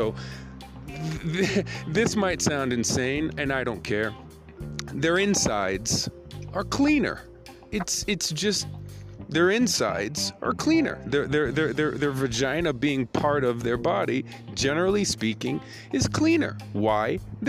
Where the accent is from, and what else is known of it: United States; moved away; also born or lived in Japan